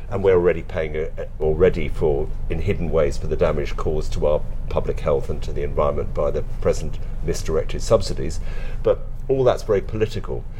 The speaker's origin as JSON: {"language": "English", "region": "London", "country": "United Kingdom", "tie": "born or raised there", "moved": "as an adult", "lives_now": "West Wales, United Kingdom", "said": "I'm a Londoner. My dad was a doctor and then trained to be a psychiatrist, so I lived in first of all in South London and then in North London"}